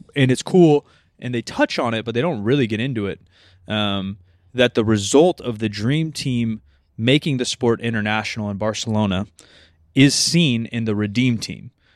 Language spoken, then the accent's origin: English; Sacramento, California, United States; grew up here, so I'm a Kings-ish fan